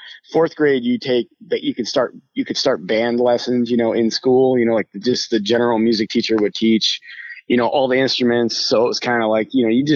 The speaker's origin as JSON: {"language": "English", "town": "Rochester", "region": "New York", "country": "United States", "tie": "born or raised there", "moved": "as an adult", "lives_now": "Nashville, United States", "said": "I grew up in just outside of Rochester, New York, and actually lived there until about 2 years ago when I moved to Nashville"}